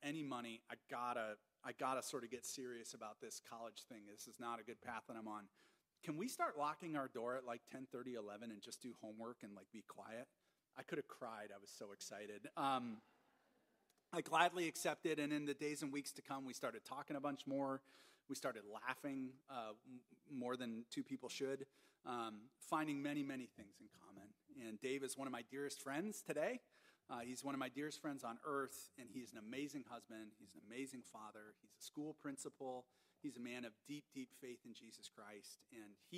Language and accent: English; Minnesota, United States; moved away as an adult; I was from Minnesota.